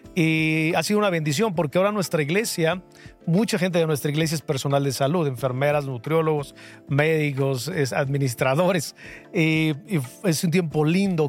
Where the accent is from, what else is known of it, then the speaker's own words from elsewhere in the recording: Toluca, State of Mexico, Mexico; soy de Toluca.